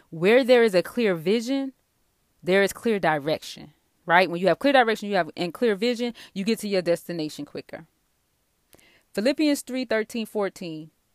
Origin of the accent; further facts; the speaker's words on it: the South, United States; I'm from the South